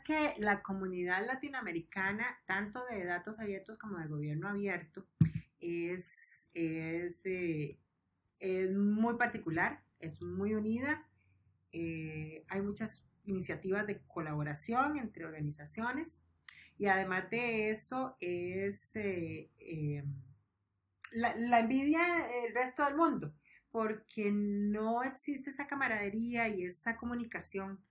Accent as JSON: {"language": "Spanish", "country": "Costa Rica", "said": "nosotros los ticos que habíamos ido, éramos como cinco ticos"}